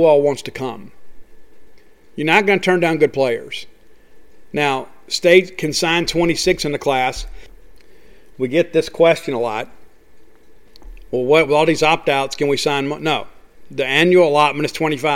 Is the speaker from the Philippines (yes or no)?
no; Columbia, Mississippi, United States; my hometown at the Flower Shop in Columbia